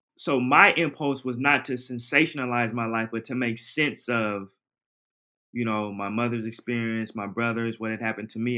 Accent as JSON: {"language": "English", "town": "Portland", "region": "Oregon", "country": "United States", "tie": "born or raised there", "moved": "yes", "said": "I'm from Oregon, Portland, Oregon in my teens and early 20s"}